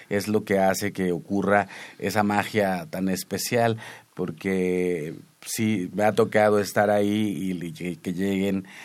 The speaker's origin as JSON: {"language": "Spanish", "region": "Huasteca", "country": "Mexico", "said": "yo soy de la huasteca"}